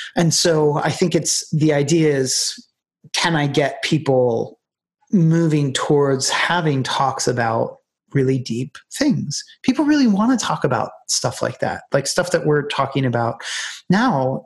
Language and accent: English; United States; moved away as an adult; now in Ireland; looking upon Ireland from as an American